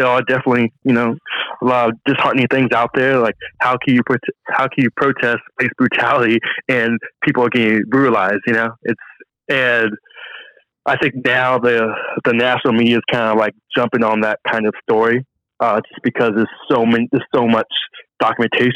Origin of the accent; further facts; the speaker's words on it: Long Beach, California, United States; I was born and raised in Long Beach, California